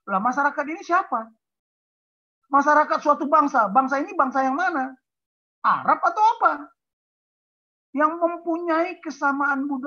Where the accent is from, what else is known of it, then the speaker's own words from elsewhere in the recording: Ciamis, West Java, Indonesia; born there; Saya Batak lahir di Ciamis kok.